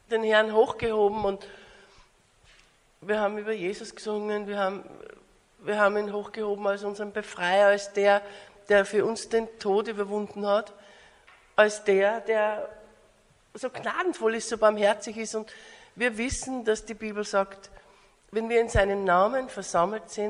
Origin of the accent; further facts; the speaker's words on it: Austria; now in Australia; äh, bin eine Österreicherin und lebe aber in Australien.